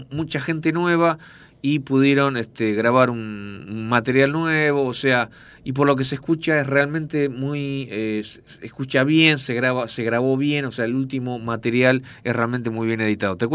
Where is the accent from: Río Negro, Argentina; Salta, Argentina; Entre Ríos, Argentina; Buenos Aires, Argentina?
Buenos Aires, Argentina; Yo era músico, yo tocaba el bajo, yo soy de Buenos Aires